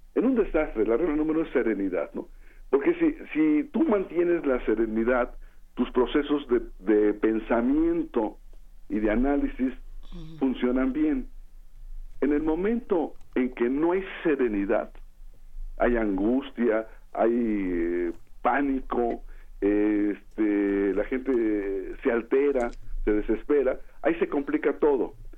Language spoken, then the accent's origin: Spanish; Mexico; soy mexicano